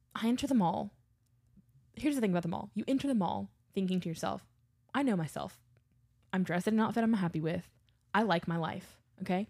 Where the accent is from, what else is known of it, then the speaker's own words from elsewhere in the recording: Baton Rouge, Louisiana, United States; also born or lived in New Orleans; I grew up in Baton Rouge, Louisiana. I grew up in suburbia